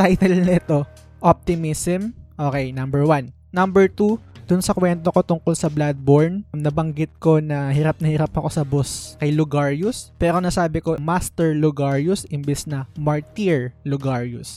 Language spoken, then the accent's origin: Tagalog; Vergara, Metro Manila, Philippines; Taga Vergara ako